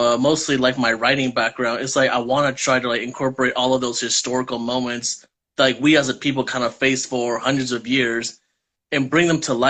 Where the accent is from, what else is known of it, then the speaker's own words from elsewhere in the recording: Redwood City, California, United States; I was born here in the Bay Area in Redwood City